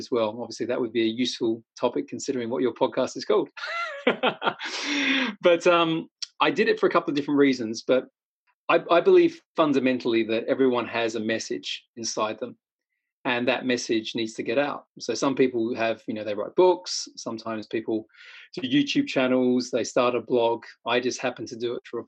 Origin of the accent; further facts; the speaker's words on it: Australia; I'm Australian